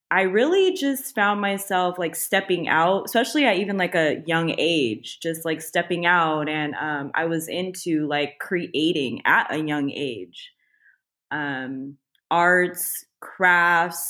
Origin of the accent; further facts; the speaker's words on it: Tracy, California, United States; also born or lived in Los Angeles, California; I was actually born in LA, but I was raised and I grew up actually in Northern California